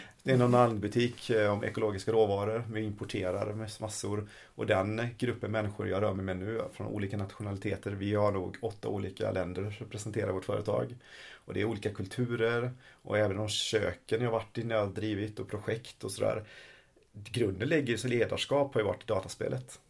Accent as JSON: {"language": "Swedish", "country": "Sweden", "said": "vi svenskar"}